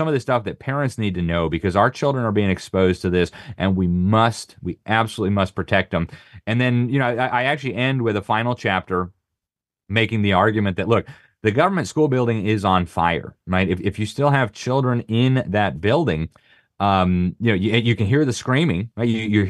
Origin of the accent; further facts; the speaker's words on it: Miami, Florida, United States; I'm from Miami, and we thought about living in Miami. I've been overseas all my life.